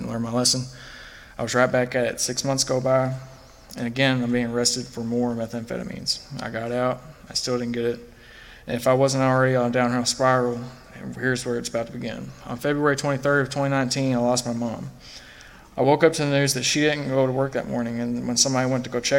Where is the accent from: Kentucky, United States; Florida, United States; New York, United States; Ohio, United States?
Kentucky, United States; Fulton; I grew up in Fulton, Kentucky, about an hour and a half away from here